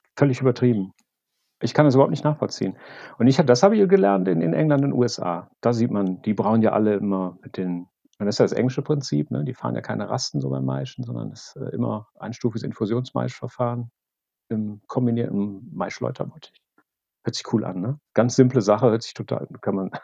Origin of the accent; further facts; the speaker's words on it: Wuppertal, North Rhine-Westphalia, Germany; now in Bonn, Germany; momentan komme ich aus Bonn. Ursprünglich komme ich aus Wuppertal